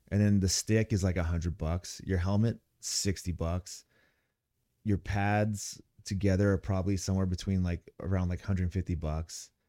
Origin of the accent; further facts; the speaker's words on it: Ramona, California, United States; I'm from Ramona, Calif-, you know, Ramona. It's, uh, San Diego County